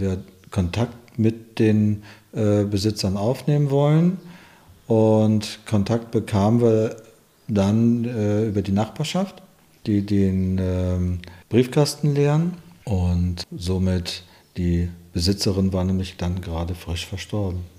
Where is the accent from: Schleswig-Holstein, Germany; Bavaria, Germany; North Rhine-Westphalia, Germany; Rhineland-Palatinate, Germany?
Schleswig-Holstein, Germany; Malente; moved away as an adult; also born or lived in Hamburg / Lübeck; now in Schönhof, Germany; die Wurzeln in Schleswig-Holstein, in Malente, die Gegend